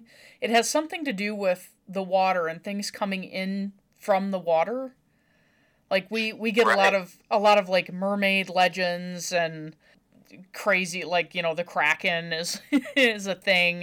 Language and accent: English; Newfoundland and Labrador, Canada; I'm originally from Newfoundland in Canada